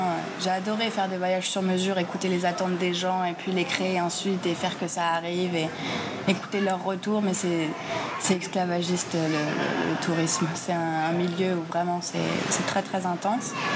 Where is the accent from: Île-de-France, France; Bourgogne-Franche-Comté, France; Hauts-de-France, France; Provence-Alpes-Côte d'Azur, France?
Île-de-France, France; Paris; moved away as an adult; now in Colombia; je suis parisienne